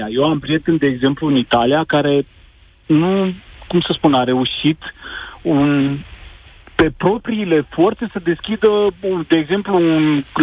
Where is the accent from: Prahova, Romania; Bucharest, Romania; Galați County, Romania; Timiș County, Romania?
Timiș County, Romania; Timișoara; now in Germany; sunt din Germania.